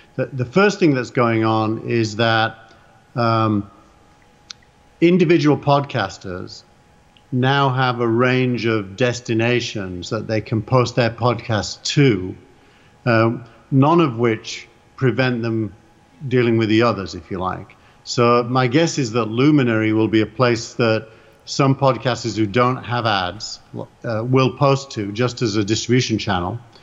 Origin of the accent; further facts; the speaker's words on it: England, United Kingdom; accent: English; It's my English accent.